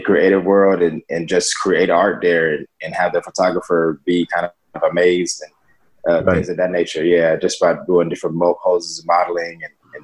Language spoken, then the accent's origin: English; Atlanta, Georgia, United States; now in Los Angeles, United States; I am a model and actor living in Los Angeles, California, and I'm originally from Atlanta, Georgia.